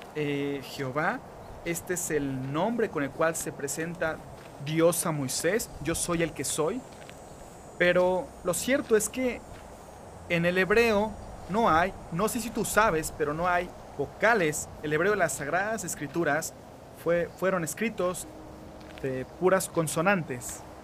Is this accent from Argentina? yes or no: no; Mexico; now in Mexico City, Mexico; Vivo en la Ciudad de México